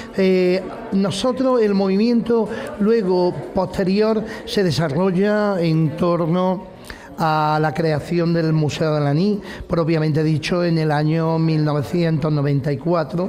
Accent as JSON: {"language": "Spanish", "town": "Rute", "region": "Andalusia", "country": "Spain", "said": "haber sido en muchísimas ocasiones embajador de mi pueblo"}